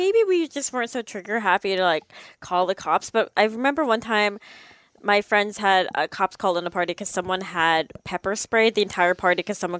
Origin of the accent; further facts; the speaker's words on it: Canada; moved away; I grew up in Canada.